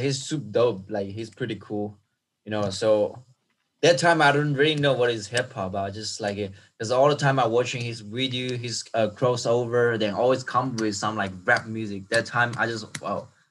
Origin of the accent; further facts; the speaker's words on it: China; English is a second language; moved away as an adult; also born or lived in Melbourne, Australia; I'm come from China